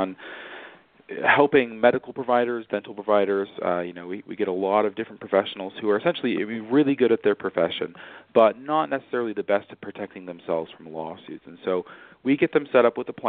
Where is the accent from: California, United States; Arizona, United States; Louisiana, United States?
California, United States; I grew up in California